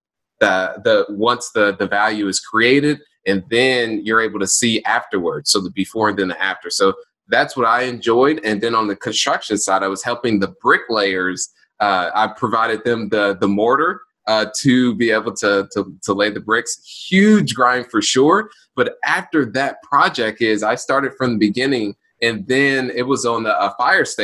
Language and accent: English; Indianapolis, Indiana, United States; born and raised in Indianapolis